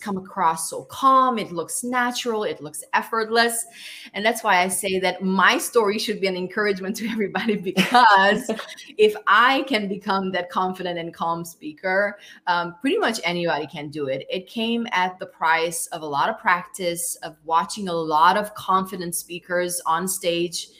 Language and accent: English; Romania; I was born in Romania in 1981